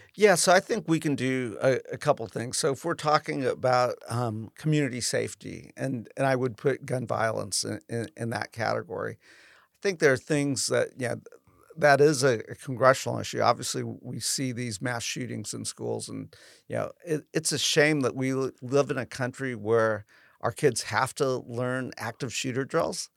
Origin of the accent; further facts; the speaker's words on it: Southern California, United States; now in Sacramento, United States; I grew up in Southern California